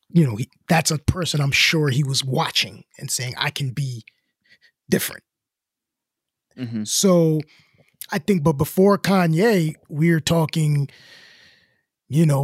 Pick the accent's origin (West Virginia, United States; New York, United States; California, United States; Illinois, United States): Illinois, United States; Chicago; I'm from Chicago. I'm from the South Side, but I'm an art student.